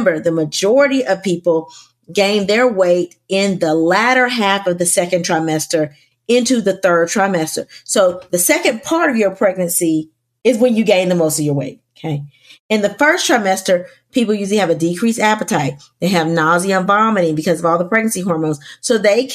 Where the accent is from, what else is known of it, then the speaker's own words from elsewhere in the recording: the South, United States; I'm from the South